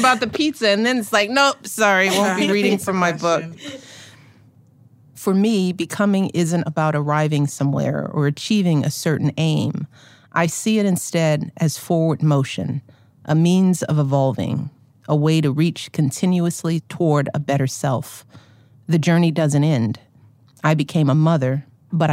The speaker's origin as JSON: {"language": "English", "town": "Chicago", "region": "Illinois", "country": "United States", "said": "as a Chicagoan"}